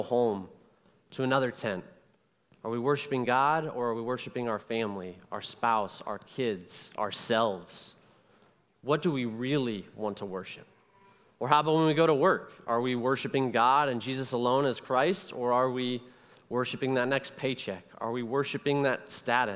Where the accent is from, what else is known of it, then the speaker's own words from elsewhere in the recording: Columbus, Ohio, United States; I am from Columbus, Ohio. I am from the suburbs of Columbus